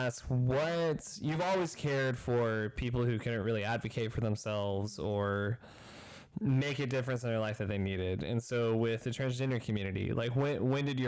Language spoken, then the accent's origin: English; Andrews, Texas, United States; We're from Andrews. We had tiny conservative town.